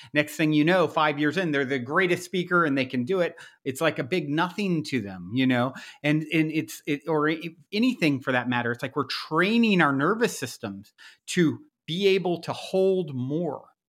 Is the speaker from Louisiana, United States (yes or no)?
no; Virginia, United States; moved away; I'm from the South originally, my, I grew up in Virginia